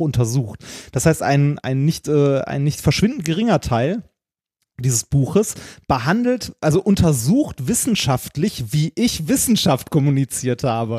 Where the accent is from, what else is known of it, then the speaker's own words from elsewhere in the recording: Ruhr area, North Rhine-Westphalia, Germany; ich komme aus dem Ruhrgebiet